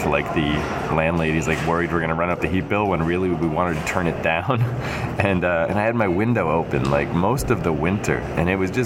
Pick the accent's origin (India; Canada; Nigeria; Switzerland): Canada; I grew up in Canada and I grew up in a house like